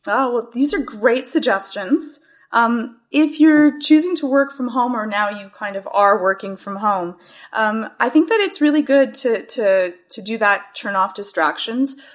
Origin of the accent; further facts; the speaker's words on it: Canada; as being the Canadian